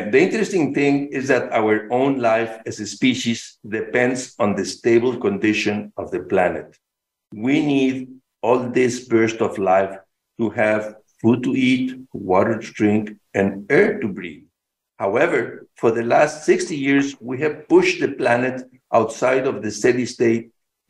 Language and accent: English; Mexico City, Mexico; I was born and raised in Mexico City, a very large city, as you know.